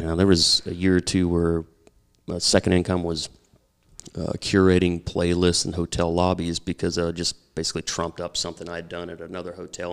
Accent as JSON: {"language": "English", "region": "Oklahoma", "country": "United States", "also_born_or_lived": "Louisville, Kentucky", "moved": "yes", "said": "I'm from Oklahoma"}